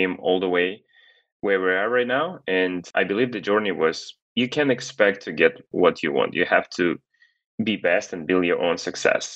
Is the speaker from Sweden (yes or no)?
no; Kazakhstan; now in Los Angeles, United States; I was born in Kazakhstan in a very loving, happy family.